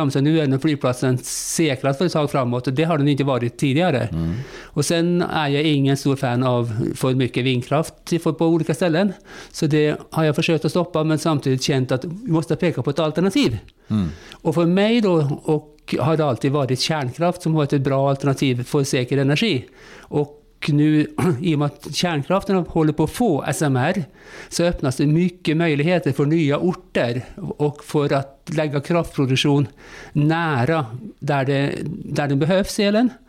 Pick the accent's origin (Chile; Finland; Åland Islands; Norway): Norway; Swedish is a second language; also born or lived in Spain / Russia / Turkey / Greece; now in Sweden; Jag kom till Sverige via många år utomlands. Jag har bott många år i Spanien, i Ryssland, i Turkiet, Grekland